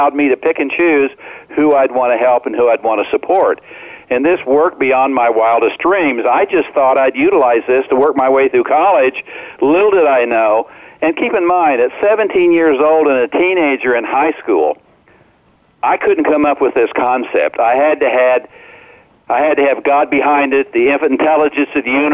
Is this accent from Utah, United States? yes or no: no; Omaha, Nebraska, United States; when I grew up in Omaha, Nebraska, as a senior in high school, I was only 17